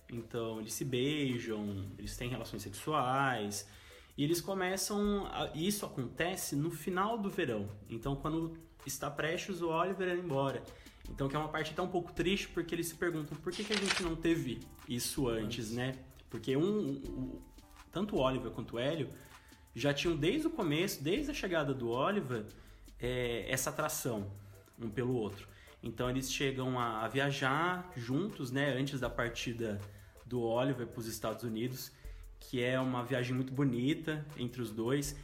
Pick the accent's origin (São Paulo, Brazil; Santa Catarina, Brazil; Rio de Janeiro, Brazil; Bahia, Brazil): São Paulo, Brazil; interior of; moved away as an adult; now in Londrina, Brazil; sou do interior de São Paulo, moro em Londrina já oito anos